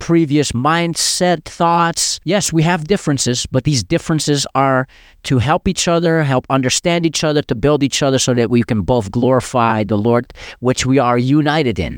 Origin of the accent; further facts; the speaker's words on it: Amsterdam, North Holland, Netherlands; growing up in Amsterdam